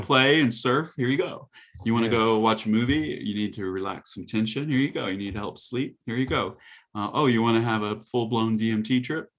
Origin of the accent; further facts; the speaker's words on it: the South, United States; I grew up in the South